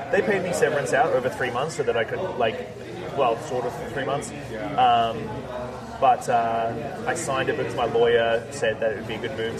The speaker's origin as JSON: {"language": "English", "country": "Australia", "moved": "yes", "lives_now": "Vancouver Island, Canada", "said": "I'm this Australian interloper"}